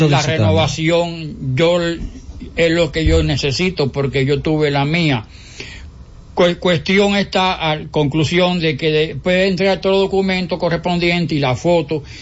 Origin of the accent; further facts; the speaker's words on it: Cuba; moved away as an adult; now in Dominican Republic; Yo soy nacionalidad cubana.